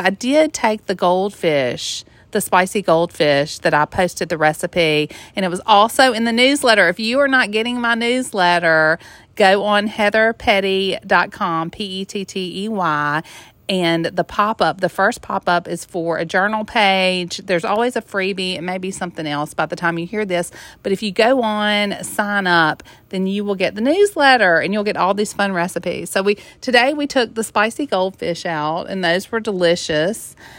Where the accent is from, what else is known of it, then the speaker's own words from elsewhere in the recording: Mississippi, United States; I grew up in the Mississippi Delta, on the river, just living on the lake.